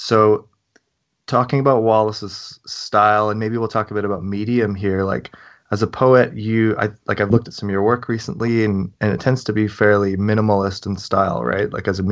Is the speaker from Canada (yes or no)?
yes; Canada; I'm Canadian